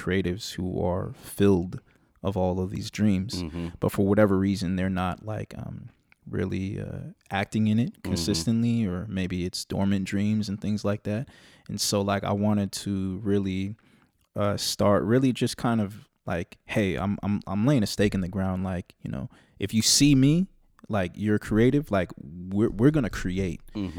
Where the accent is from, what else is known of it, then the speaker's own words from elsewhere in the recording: California, United States; because I'm from the East Bay, born and raised.